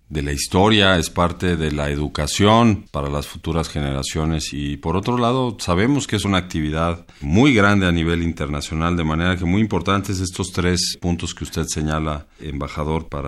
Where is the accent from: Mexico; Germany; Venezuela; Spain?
Mexico; ¿Cuál es la importancia que debemos darle como mexicanos a los esfuerzos para combatir pues este tráfico ilícito de bienes culturales que aquejan a gran parte del mundo, pero en particular a nosotros los mexicanos.